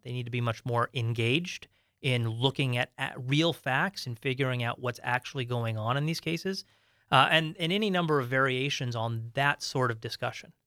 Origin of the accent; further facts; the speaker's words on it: Arizona, United States; my home state, Arizona